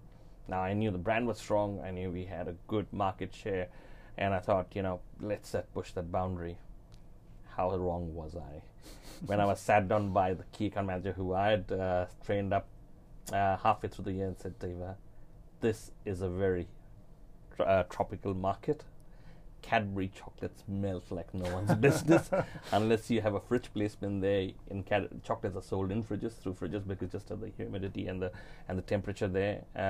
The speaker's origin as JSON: {"language": "English", "country": "Fiji", "lives_now": "New Zealand", "said": "I'm sort of from Fiji, I came across to New Zealand."}